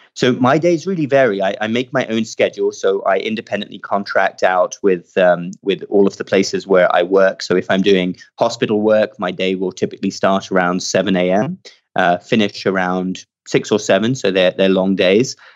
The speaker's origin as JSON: {"language": "English", "country": "United Kingdom", "tie": "born or raised there", "also_born_or_lived": "Cardiff / Baltimore", "moved": "as an adult", "lives_now": "United States", "said": "I grew up just outside London"}